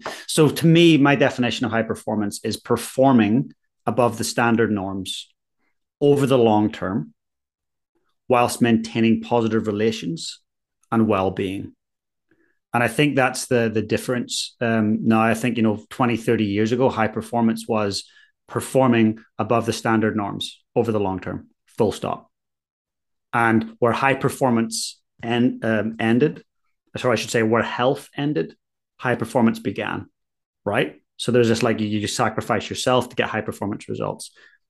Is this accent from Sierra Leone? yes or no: no; Ireland; now in New Zealand; And as an Irishman, I felt so at home when I arrived here.